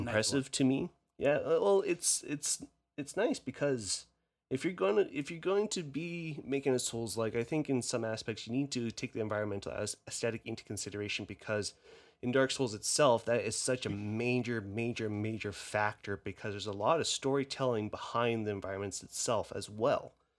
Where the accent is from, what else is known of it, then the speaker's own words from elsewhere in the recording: Canada; accent: Canadian; My Canadian accent